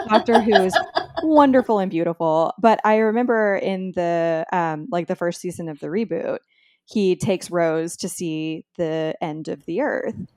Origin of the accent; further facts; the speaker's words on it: Texas, United States; I'm from Texas, and I grew up, um, you know, pretty close to Mexico